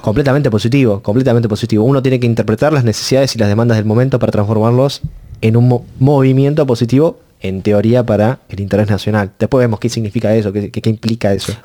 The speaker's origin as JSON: {"language": "Spanish", "country": "Argentina"}